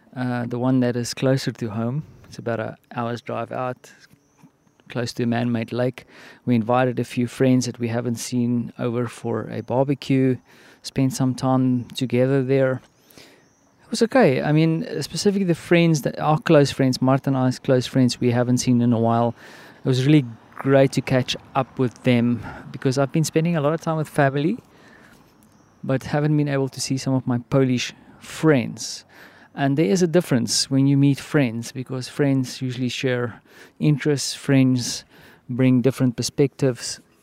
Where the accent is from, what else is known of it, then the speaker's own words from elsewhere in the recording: South Africa; now in Poland; I'm from Africa, and, uh, I mean, we have the whole malaria vibe going on there in the southern part of South Africa